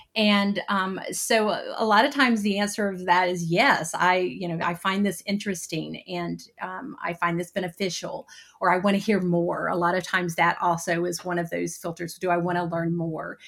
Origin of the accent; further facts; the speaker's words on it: High Point, North Carolina, United States; moved away as an adult; also born or lived in Nashville, Tennessee; I uh, relocated back to my hometown of High Point, North Carolina